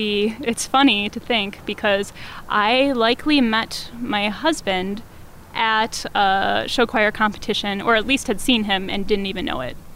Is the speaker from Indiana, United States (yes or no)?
no; Neenah, Wisconsin, United States; Yes, I am from Neenah. I don't know that I would call it jazzy.